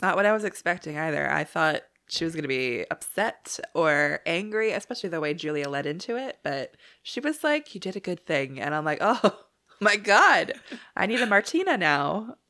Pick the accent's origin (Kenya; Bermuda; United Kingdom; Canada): Canada; being Canadian's the best